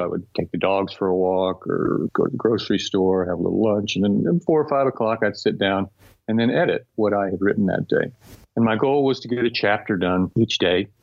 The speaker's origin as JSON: {"language": "English", "region": "Texas", "country": "United States", "tie": "born or raised there", "said": "I grew up in Texas. I'm a fourth generation Texan."}